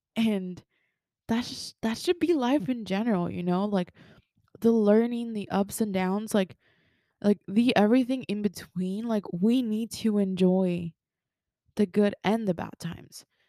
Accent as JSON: {"language": "English", "country": "Mexico", "tie": "born or raised there", "also_born_or_lived": "Texas", "first_language": "Spanish", "second_language": "English", "moved": "yes", "said": "I was born in Texas, but I was raised in Mexico. My first language is Spanish"}